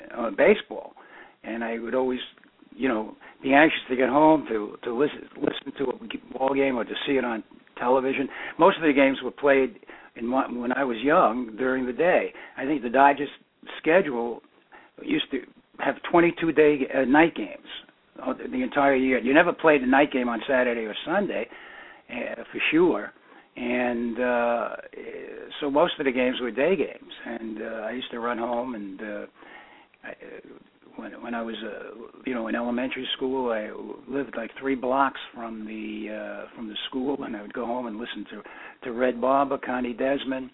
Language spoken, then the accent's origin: English; New York City, New York, United States; also born or lived in Minnesota; we went right back to East Flatbush. And that's where I was brought up.